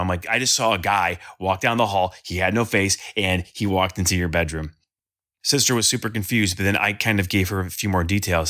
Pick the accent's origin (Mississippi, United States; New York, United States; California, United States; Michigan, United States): Michigan, United States; Sterling Heights; am from Sterling Heights, Michigan. It's about twenty, thirty minutes north of Detroit